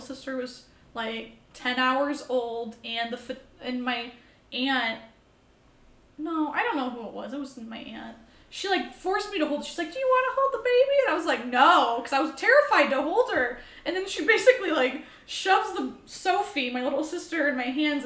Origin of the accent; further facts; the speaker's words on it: Streator, Illinois, United States; accent: southern drawl; I'm from fucking Streeter, which is not far. It's 2.5 hours south